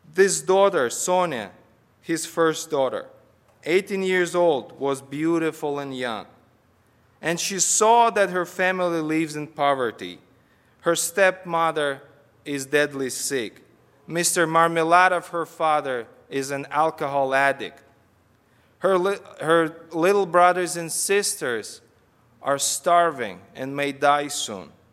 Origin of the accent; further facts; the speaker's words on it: Kazakhstan; moved away as an adult; now in United States; I'm from Kazakhstan.